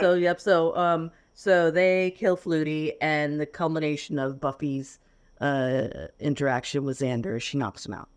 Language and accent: English; Florida, United States; I grew up in Florida